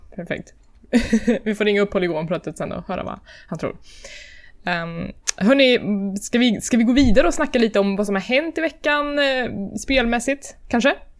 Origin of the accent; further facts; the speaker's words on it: Värmland, Sweden; now in Stockholm, Sweden; när jag bodde hemma i Värmland